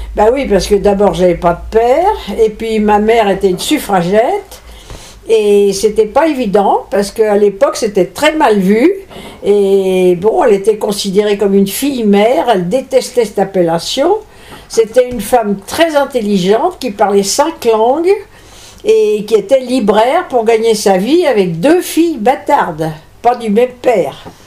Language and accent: French; Versailles, Île-de-France, France; Je suis née à Versailles